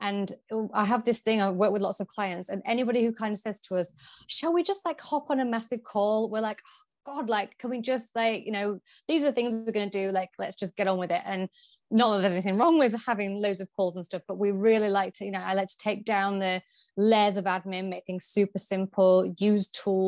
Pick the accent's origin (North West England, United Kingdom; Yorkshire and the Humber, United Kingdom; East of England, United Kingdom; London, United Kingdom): Yorkshire and the Humber, United Kingdom; So I'm originally from Yorkshire and I went to university in Leicester, the University of Leicester